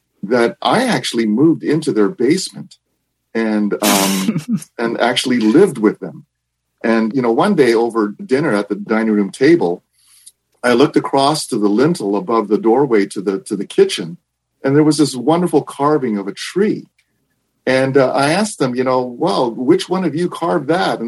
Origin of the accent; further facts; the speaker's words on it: Japan; moved away; also born or lived in Vancouver, Canada; I was born and raised in Japan, and it was in the early 1970s that my family had moved from Japan to Vancouver, Canada